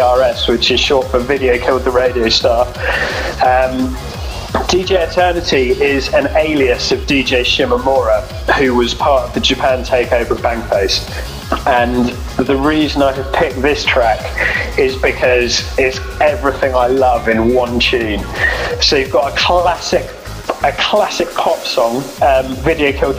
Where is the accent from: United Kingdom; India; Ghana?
United Kingdom; Devon, South West England; moved away as an adult; also born or lived in Falmouth, Cornwall; So after I grew up in Devon, I went down to university in Cornwall, to Falmouth